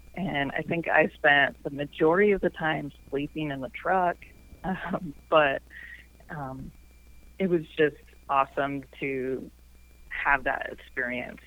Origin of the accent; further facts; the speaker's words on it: Iowa City, Iowa, United States; also born or lived in Riverside, Iowa; I grew up in Iowa City